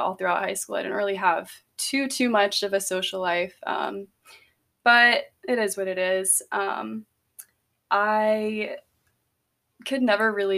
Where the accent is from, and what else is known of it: Greenville, South Carolina, United States; born or raised there; also born or lived in Simpsonville, South Carolina